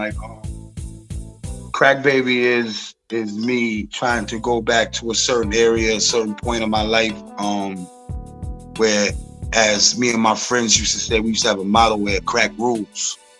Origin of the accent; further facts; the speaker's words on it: South Huntington, New York, United States; I'm from South Huntington, Long Island, New York.